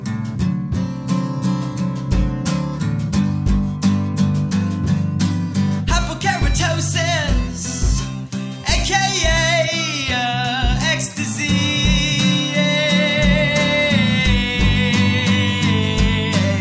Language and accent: English; Las Vegas, Nevada, United States; I'm from Las Vegas, Nevada